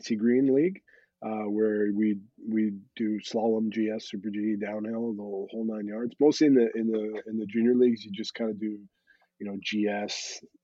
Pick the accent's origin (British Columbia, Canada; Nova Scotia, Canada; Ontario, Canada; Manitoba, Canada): British Columbia, Canada; Squamish; moved away as an adult; also born or lived in New Zealand / France; growing up in Squamish back in the day